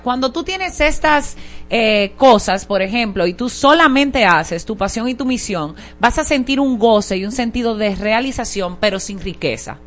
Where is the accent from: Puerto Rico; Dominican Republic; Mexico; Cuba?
Dominican Republic; Higüey, La Altagracia; now in Santo Domingo, Dominican Republic; Yo me crié en Higüey, la provincia de Altagracia